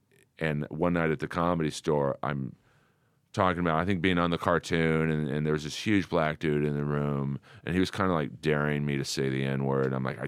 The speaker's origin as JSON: {"language": "English", "town": "Los Angeles", "region": "California", "country": "United States", "tie": "born or raised there", "said": "I grew up in Bel Air."}